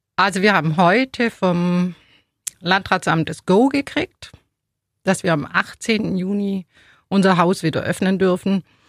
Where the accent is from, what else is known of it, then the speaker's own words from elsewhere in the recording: Ulm, Baden-Württemberg, Germany; also born or lived in Neu-Ulm; Also ich hab, äh, Ulm überhaupt nie verlassen. Ich bin in Ulm geboren